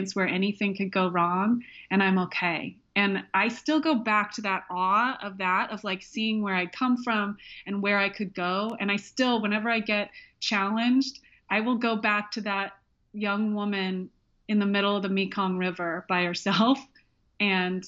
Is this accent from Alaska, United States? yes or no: yes; Alaska, United States; moved away; I grew up half in Alaska